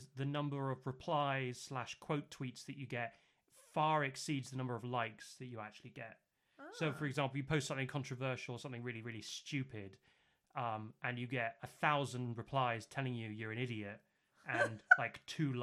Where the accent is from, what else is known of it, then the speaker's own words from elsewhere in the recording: United Kingdom; I am from the South